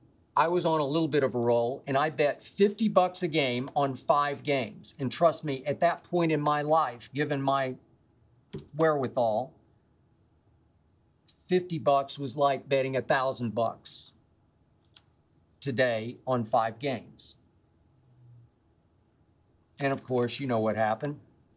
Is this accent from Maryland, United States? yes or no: no; Oklahoma City, Oklahoma, United States; moved away as an adult; back home in Oklahoma City